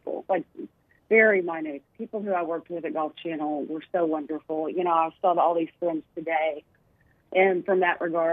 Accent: Arkansas, United States; moved away; my home state

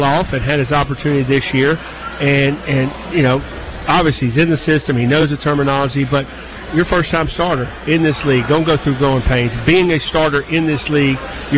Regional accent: the South, United States; I grew up in the South

